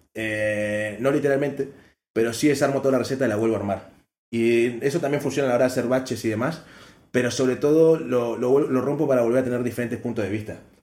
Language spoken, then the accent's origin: Spanish; Uruguay; moved away; lo que extraño de Uruguay es la Fanta pomelo que acá no hay